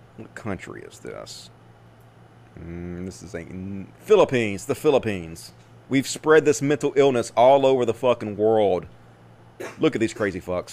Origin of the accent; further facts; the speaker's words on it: Mississippi, United States; growing up in Mississippi because I played out in the woods all the time